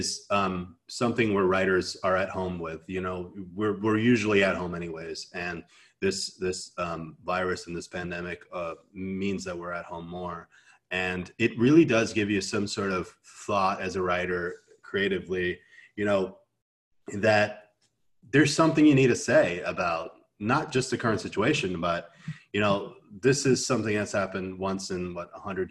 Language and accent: English; Canada; I'm Canadian